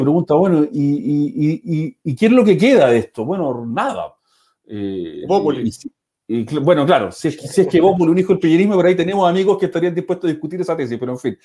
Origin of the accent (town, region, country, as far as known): Viña del Mar, Valparaíso, Chile; moved away